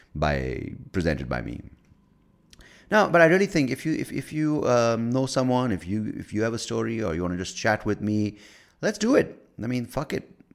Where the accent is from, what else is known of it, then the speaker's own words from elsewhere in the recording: United States; I'm American.